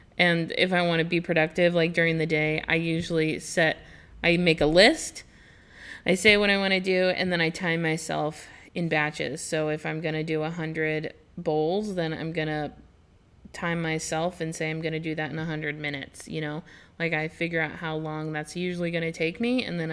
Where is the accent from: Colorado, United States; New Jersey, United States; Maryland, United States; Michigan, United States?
Colorado, United States; also born or lived in California / Washington; now in Indianapolis, United States; I grew up in Colorado, so we had corn festivals and country dances and country swing and all that stuff.